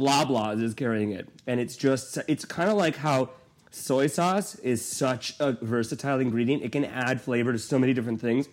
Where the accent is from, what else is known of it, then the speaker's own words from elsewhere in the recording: Canada; that's one of the things that I love about being Canadian